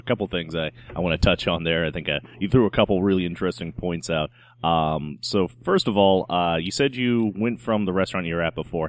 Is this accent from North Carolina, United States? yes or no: yes; North Carolina, United States; moved away as an adult; now in New Orleans, United States; I'm from North Carolina originally